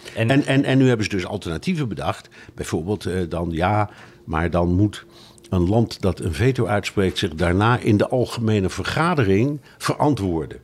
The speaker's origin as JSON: {"language": "Dutch", "country": "Netherlands", "said": "ik blijf een Hollander"}